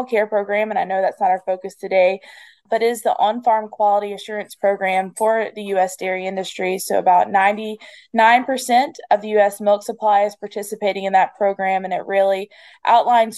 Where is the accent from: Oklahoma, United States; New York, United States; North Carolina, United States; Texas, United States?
North Carolina, United States; the Piedmont of; I grew up in the Piedmont and live in the Piedmont of North Carolina.